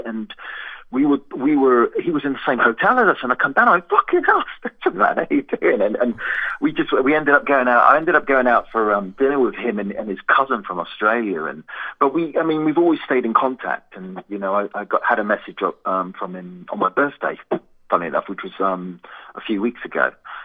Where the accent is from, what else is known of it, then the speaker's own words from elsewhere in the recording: Colchester, East of England, United Kingdom; born there; also born or lived in Folkestone / Malaya / Singapore / Germany; I was born in Colchester Military Hospital. I lived in Colchester for about 10 months and then moved to Folkestone and then moved to Malaya, then Singapore, moved back to Britain and back to Germany for like 7 years, and then moved back to the UK